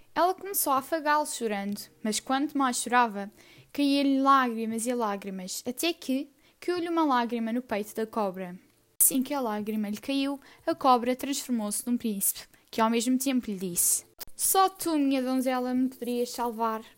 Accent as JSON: {"language": "Portuguese", "country": "Portugal", "said": "tenho 14 anos, sou portuguesa"}